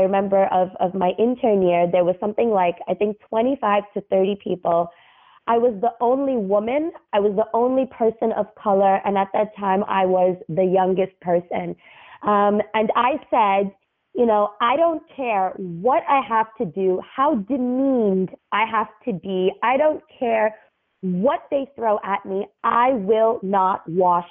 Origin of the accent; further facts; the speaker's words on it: New York City, New York, United States; moved away as an adult; also born or lived in Dubai / Cairo; now in New York, United States; I grew up in Brooklyn, born and raised, three generations